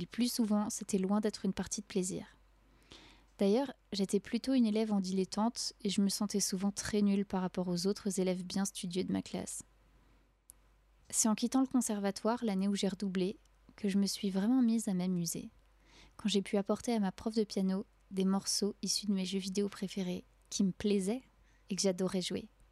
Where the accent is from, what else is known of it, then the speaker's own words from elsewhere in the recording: France; je suis née et j'ai grandi en France